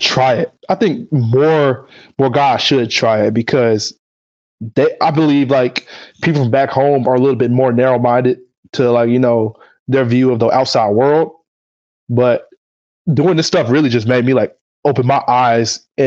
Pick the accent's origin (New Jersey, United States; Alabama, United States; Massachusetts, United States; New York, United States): Alabama, United States; Huntsville; moved away as an adult; now in Poland; I'm from Huntsville, Alabama